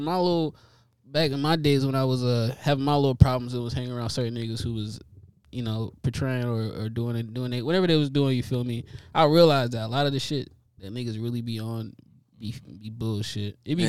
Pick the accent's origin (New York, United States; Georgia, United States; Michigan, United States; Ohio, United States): New York, United States; Buffalo; moved away; I'm from Buffalo, New York originally. And up there is wild, you feel me? Especially the little area we from over there on Bailey Ave in Minnesota